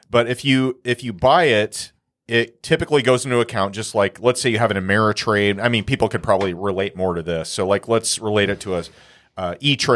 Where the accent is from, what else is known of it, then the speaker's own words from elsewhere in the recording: Trinidad & Tobago; I am from Trinidad.